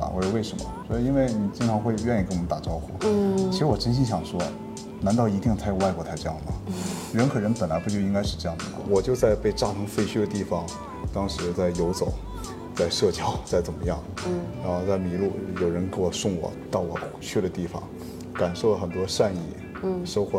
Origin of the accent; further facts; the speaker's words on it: Penglai, Shandong, China; moved away as an adult; also born or lived in Tianjin / Beijing; 然后我从小呢就是在蓬莱出生长大，然后后来有到天津去读书，再后来又到北京去工作，后来在北京曾经有定居，在那里生活蛮长的时间。